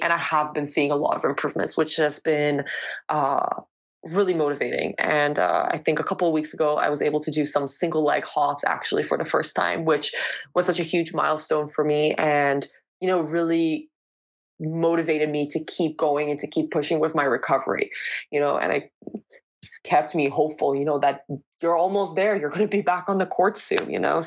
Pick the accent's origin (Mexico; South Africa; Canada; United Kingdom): Canada; Toronto, Ontario; moved away as an adult; now in Valenciennes, France; I'm from Toronto, Ontario